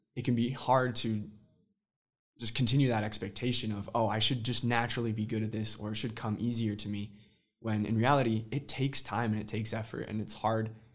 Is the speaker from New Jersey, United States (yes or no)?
no; Midway, Utah, United States; also born or lived in Austin, Texas / Santiago, Chile; I'm originally from Midway, Utah